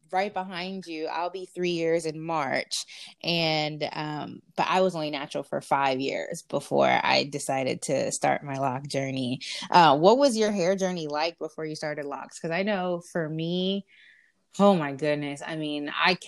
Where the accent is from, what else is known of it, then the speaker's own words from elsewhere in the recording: Florida, United States; moved away; I'm from Florida